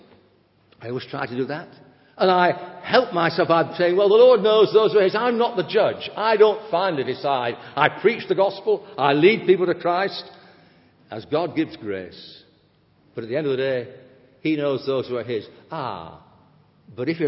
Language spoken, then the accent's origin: English; England, United Kingdom; we're English